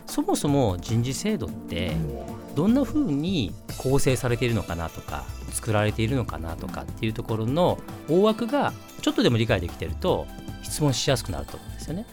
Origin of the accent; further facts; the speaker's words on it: Osaka, Japan; 大阪出身